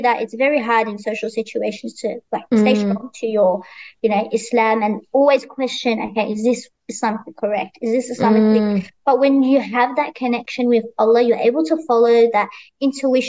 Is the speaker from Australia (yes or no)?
yes; Australia; growing up in Australia